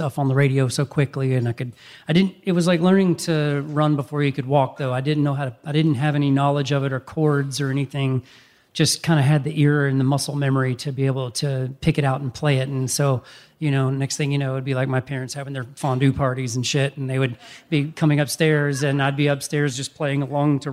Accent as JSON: {"language": "English", "town": "Cartersville", "region": "Georgia", "country": "United States", "tie": "born or raised there", "said": "Cartersville it was kind of a little bit of a Footloose vibe"}